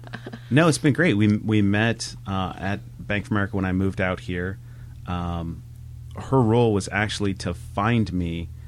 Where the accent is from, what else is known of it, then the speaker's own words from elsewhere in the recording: Granville, Ohio, United States; moved away as an adult; also born or lived in North Carolina / Charlotte; So I grew up in Ohio, in a small town outside of Columbus called Granville, Ohio, home of Denison University, if anybody's heard of Denison. Mm-hmm. So went through went through high school there